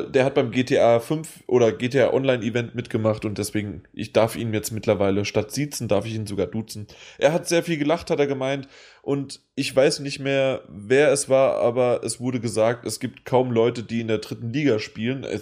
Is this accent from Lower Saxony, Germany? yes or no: no; Frankfurt, Hesse, Germany; Aber ähm, ich bin Frankfurter.